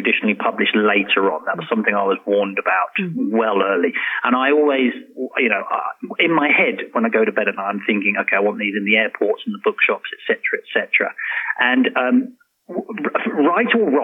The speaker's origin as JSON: {"language": "English", "region": "London", "country": "United Kingdom", "moved": "yes", "lives_now": "Oman", "said": "I'm a Londoner"}